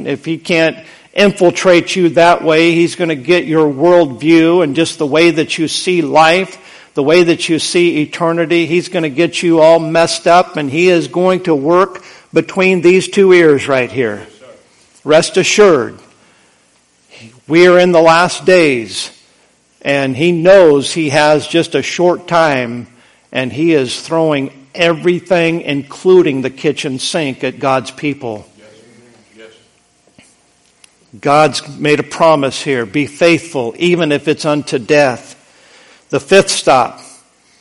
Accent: United States; We are so spoiled, rotten as American Christians

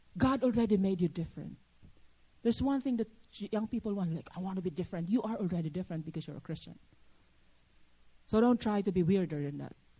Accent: Philippines; now in United States; I'm a Filipino citizen

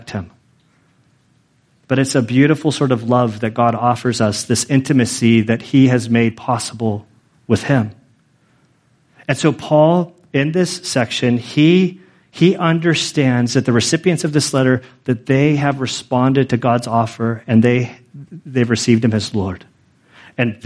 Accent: Carmel, California, United States; I was born in Carmel, California, in 1974

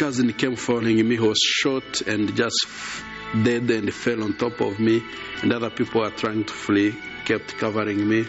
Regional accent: Gisenyi, Western Province, Rwanda; I am from Rwanda, on the western part of the country, in a place called Gisenyi, which shares the border of the Congo.

